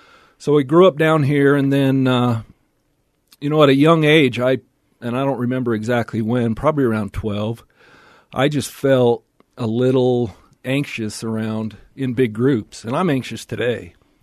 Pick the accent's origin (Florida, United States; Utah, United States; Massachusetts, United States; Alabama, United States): Utah, United States; Salt Lake City; So I grew up down here in Salt Lake, out in the Willow Creek area, and my dad was a dentist